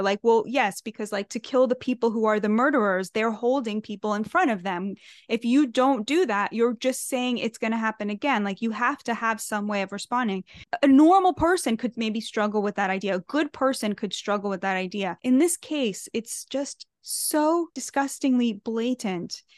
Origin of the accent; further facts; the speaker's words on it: United States; I'm American through and through, like, this is my country, this is my promised land